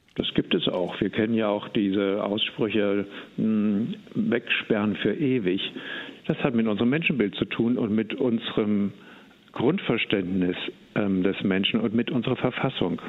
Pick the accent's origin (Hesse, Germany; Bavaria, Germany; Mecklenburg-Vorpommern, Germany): Hesse, Germany; Eschwege; ich komme aus Eschwege und von daher also hier oben in Nordhessen auch zu Hause